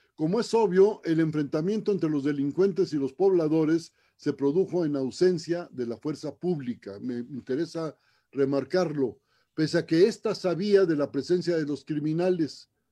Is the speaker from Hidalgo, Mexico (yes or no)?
no; Ciudad Obregón, Sonora, Mexico; mi tierra, Ciudad Obregón